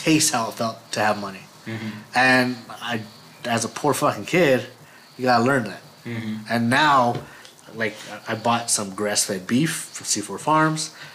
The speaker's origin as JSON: {"language": "English", "town": "Los Lunas", "region": "New Mexico", "country": "United States", "tie": "born or raised there", "said": "I grew up in Las Lunas"}